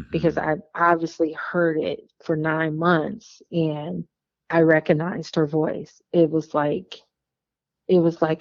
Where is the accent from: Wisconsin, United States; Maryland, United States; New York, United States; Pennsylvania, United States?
Wisconsin, United States; Wauwatosa; born there; Like you know, I was thinking I was born in Wauwatosa, Wisconsin.